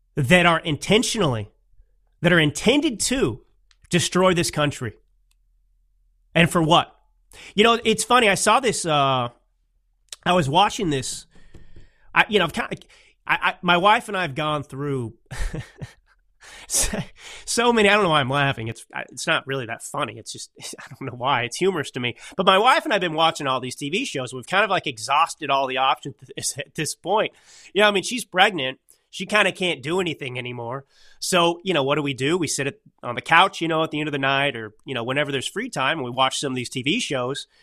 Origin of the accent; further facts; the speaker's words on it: Dallas, Texas, United States; I grew up in the Dallas, Texas area